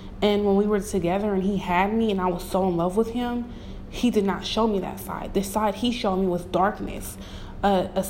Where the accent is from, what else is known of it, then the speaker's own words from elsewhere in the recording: Bay Area, California, United States; I'm from the Bay Area